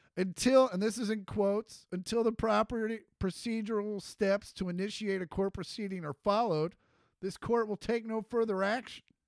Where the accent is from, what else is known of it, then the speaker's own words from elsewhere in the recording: Kansas, United States; we're from Kansas